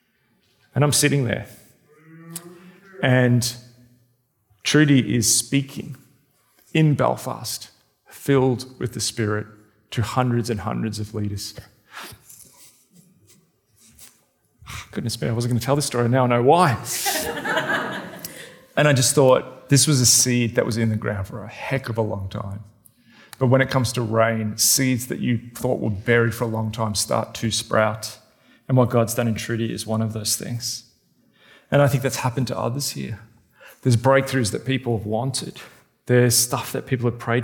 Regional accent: Australia; I'm the Australian male

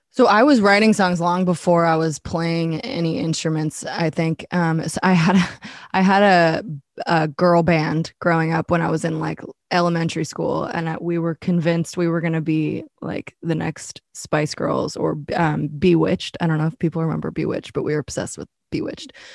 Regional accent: Boulder, Colorado, United States; moved away as an adult; also born or lived in San Diego / Los Angeles; now in Nashville, United States; I was born in Boulder, Colorado, and, uh, I lived there pretty much my whole life

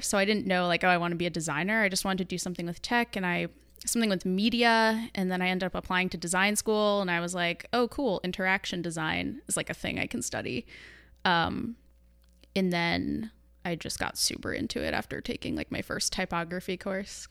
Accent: New York, United States; moved away as an adult; also born or lived in Manhattan / Los Angeles; now in San Francisco, United States; I hail from New York

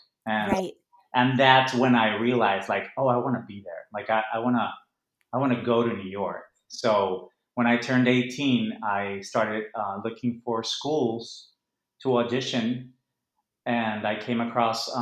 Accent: Monterrey, Nuevo León, Mexico; first language Spanish; English is a second language; moved away; I grew up in Monterrey, which is north of Mexico. I was born and raised there

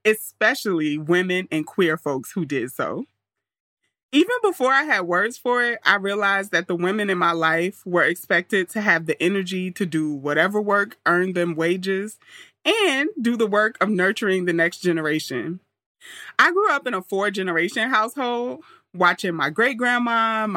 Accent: New York City, New York, United States; moved away as an adult; also born or lived in Auburn, Alabama; Auburn was like culture shock for me because I grew up in Queens

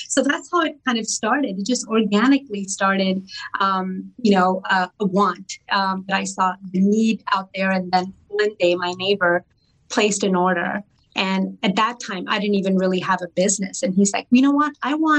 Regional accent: Atlanta, Georgia, United States; also born or lived in India; So we left India in the 80s and I was 9 years old. We came directly to Atlanta, which is my home state. I've been here pretty much majority of my life.

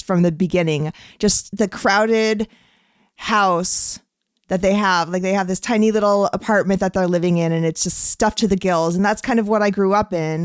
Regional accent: California, United States; I'm a Californian

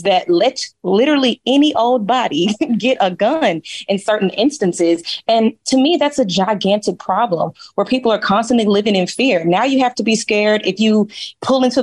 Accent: Dallas, Texas, United States; y'all know I'm from Dallas, Texas.

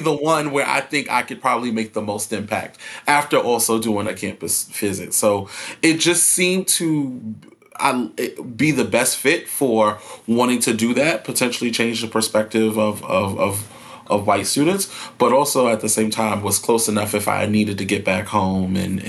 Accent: New York City, New York, United States; moved away as an adult; I grew up in Brooklyn, New York, born and raised. Grew up in a predominantly African-American environment.

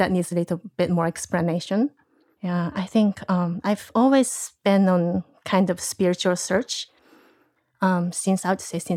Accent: Japan; English is a second language; also born or lived in United States; I think I can say I'm Japanese. My both of my parents are Japanese. I spent a lot of time also in the U.S.

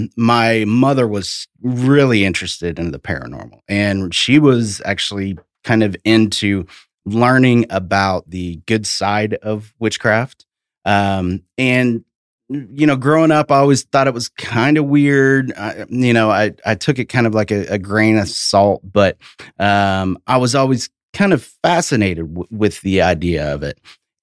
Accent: Tennessee, United States; But yeah, I'm from East Tennessee originally.

